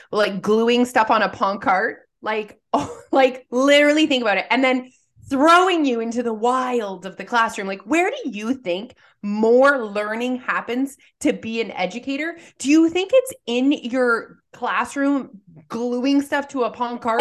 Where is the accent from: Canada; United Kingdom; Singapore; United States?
Canada; we're Canadian